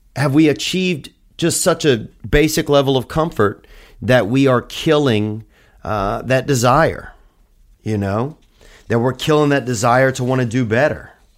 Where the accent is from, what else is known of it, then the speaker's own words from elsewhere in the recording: United States; being an American and not being from somewhere else and living here